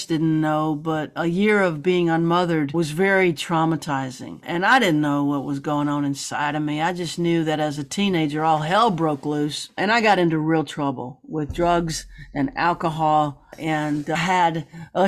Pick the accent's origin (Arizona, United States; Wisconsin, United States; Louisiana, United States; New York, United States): Louisiana, United States; Baton Rouge; also born or lived in New Orleans; Born in New Orleans, raised in Baton Rouge.